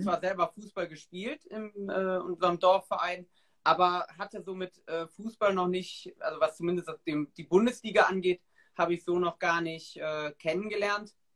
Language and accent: German; Ahrweiler district, Rhineland-Palatinate, Germany; ich komme halt aus Kreis Arbeiter